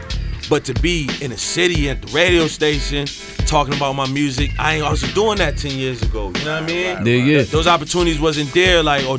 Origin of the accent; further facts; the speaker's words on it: Syracuse, New York, United States; moved away as an adult; now in Buffalo, United States; I'm from Syracuse